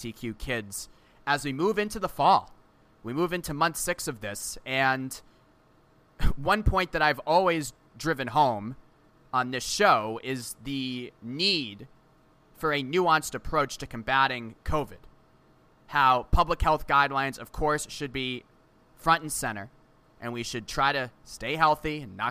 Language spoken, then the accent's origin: English; Boston, Massachusetts, United States; I grew up in Boston. I went to college in Boston. I now live in Boston today.